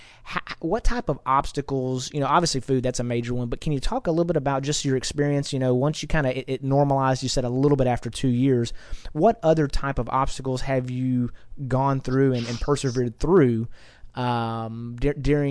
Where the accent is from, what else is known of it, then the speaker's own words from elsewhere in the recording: United States; as an American, I was born here in America. I've been here my whole life